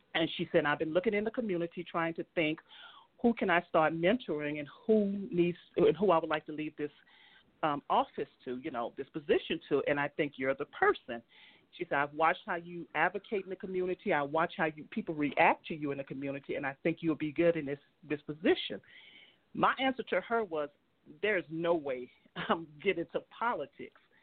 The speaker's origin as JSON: {"language": "English", "town": "New Orleans", "region": "Louisiana", "country": "United States", "tie": "born or raised there", "moved": "yes", "lives_now": "Utah, United States", "said": "I was born and raised in um, New Orleans, Louisiana"}